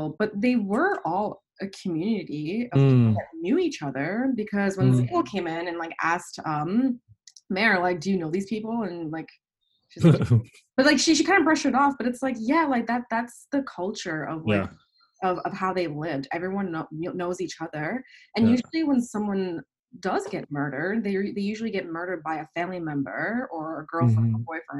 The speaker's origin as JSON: {"language": "English", "town": "New York City", "region": "New York", "country": "United States", "tie": "born or raised there", "said": "I grew up in Staten Island, New York"}